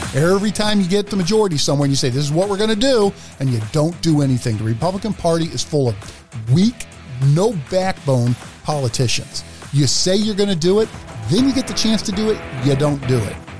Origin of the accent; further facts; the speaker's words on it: Philadelphia, Pennsylvania, United States; I grew up in Philly